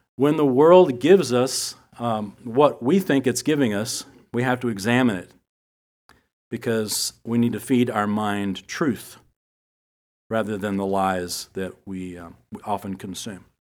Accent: United States; us here as Americans, especially as American Christians

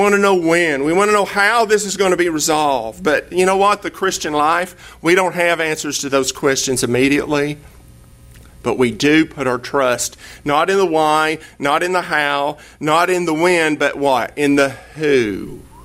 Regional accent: East Tennessee, United States; now in Texas, United States; I'm from East Tennessee, and there's a river about 15 miles from my house called the Hiwassee River

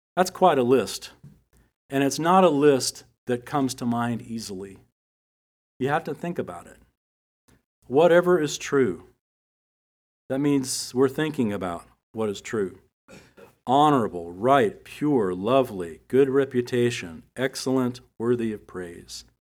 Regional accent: United States; us here as Americans, especially as American Christians

